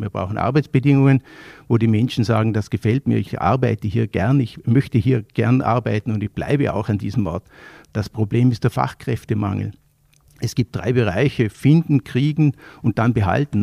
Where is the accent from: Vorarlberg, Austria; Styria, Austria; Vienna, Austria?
Vorarlberg, Austria; als Vorarlberger